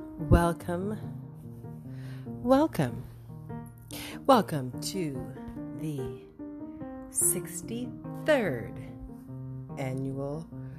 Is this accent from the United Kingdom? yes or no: no; Canada; I have been snubbed for long enough by this American organization, and I'm from Canada